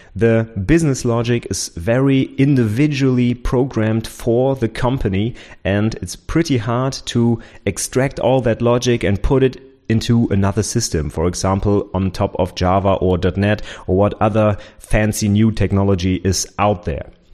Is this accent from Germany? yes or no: yes; Germany; also born or lived in Nuremberg; my former professor in my hometown, where I did my bachelor's degree